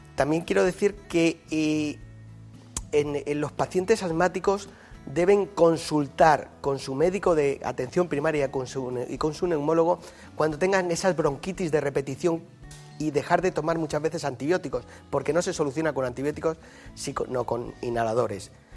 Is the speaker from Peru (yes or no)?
no; Yecla, Region of Murcia, Spain; now in Madrid, Spain; El hospital de mi pueblo se sigue llamando Hospital Virgen del Castillo y a mucha honra, ¿no? que es la patrona de Yecla.